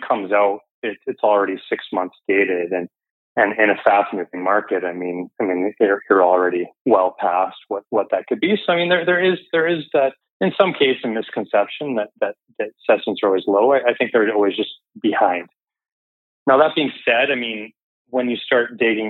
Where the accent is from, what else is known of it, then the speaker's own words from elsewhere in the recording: Kamloops, British Columbia, Canada; moved away as an adult; also born or lived in Vancouver; now in Burnaby, Canada; I'm originally from Kamloops, did my undergrad up there at TRU